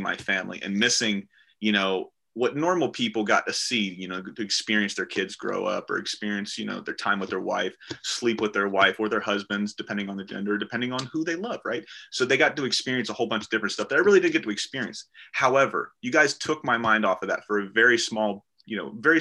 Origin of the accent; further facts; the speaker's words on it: the South, United States; I'm from the South